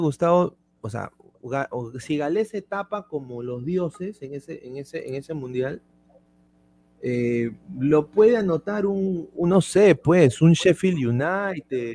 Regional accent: Peru; acá todos somos peruanos y hemos sido así

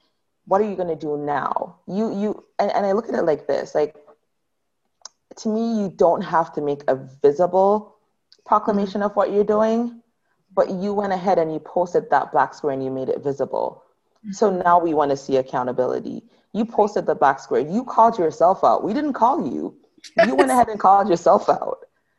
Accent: Canada; I keep on saying this country, I'm not American, I'm Canadian.

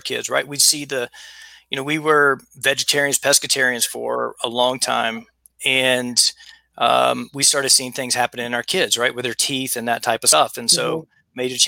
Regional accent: South Carolina, United States; I'm from the South. I'm from South Carolina. I grew up eating really, really, really bad

